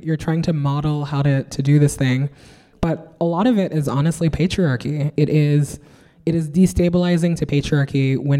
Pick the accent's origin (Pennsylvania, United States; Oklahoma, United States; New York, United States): New York, United States; I'm also a New Yorker, so I am surrounded by rats.